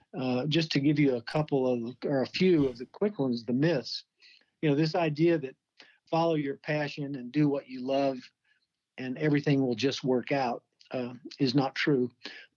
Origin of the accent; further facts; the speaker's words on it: Kentucky, United States; moved away as an adult; now in Phoenix, United States; from Phoenix and also from Kentucky, actually, my home state